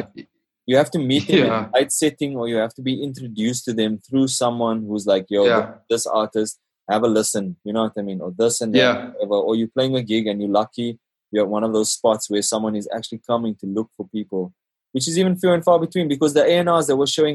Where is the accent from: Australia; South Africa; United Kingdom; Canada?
South Africa